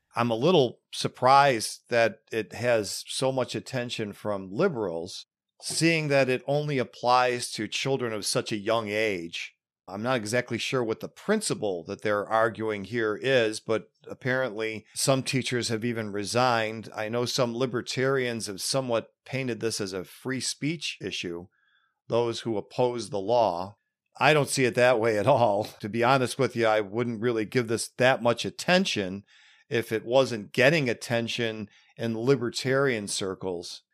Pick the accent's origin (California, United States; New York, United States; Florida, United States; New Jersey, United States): New York, United States; Western; growing up in Western New York